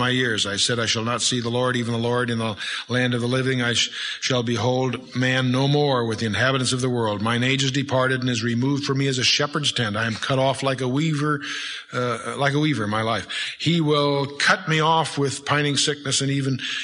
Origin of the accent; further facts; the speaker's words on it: United States; I was raised by foreign-born parents, naturalized as American citizens